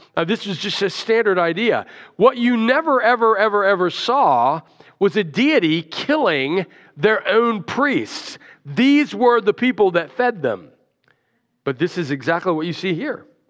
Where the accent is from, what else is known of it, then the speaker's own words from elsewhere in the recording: Alabama, United States; I grew up in Alabama